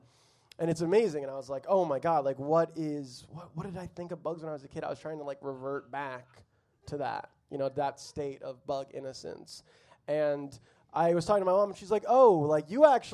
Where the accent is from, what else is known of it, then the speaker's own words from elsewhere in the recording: Florida, United States; I grew up in Florida